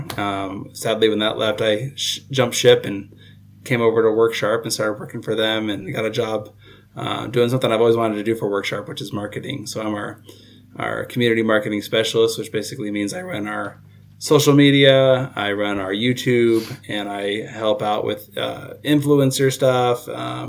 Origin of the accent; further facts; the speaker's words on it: Southern Oregon, United States; I born and raised in Southern Oregon